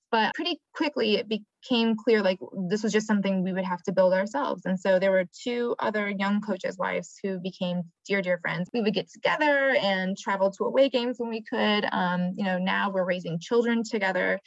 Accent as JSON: {"language": "English", "region": "Michigan", "country": "United States", "moved": "yes", "lives_now": "Atlanta, United States", "said": "I'm from Michigan."}